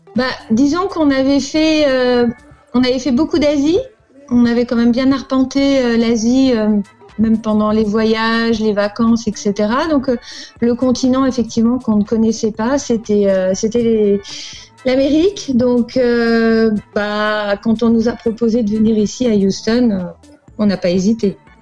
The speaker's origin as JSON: {"language": "French", "town": "Paris", "region": "Île-de-France", "country": "France", "tie": "born or raised there", "also_born_or_lived": "Angola", "moved": "as an adult", "lives_now": "United States", "said": "je, suis née à Paris. J'ai grandi, j'ai grandi à Paris"}